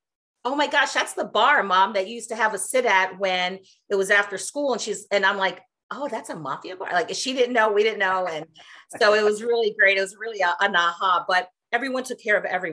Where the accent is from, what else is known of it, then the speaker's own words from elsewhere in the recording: India; now in United States; I was born in India. Once upon a time, long time ago. And my family and I, I'm the youngest of four, we immigrated to the States